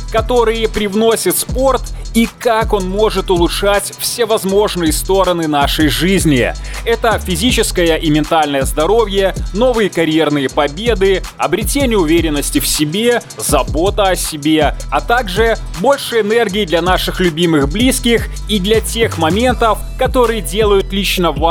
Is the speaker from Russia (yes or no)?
no; Belarus; я белорус, сценарист, атлет и стоик.